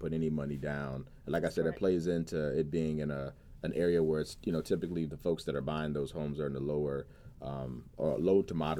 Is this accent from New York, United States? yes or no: no; Virginia Beach, Virginia, United States; now in Chesapeake, United States; I grew up in Virginia Beach and I live in Chesapeake